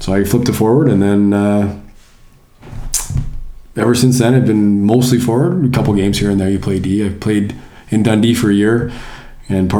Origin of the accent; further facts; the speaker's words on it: Calgary, Alberta, Canada; moved away as an adult; also born or lived in Anchorage, Alaska; now in Deggendorf, Germany; I grew up in Calgary watching the Flames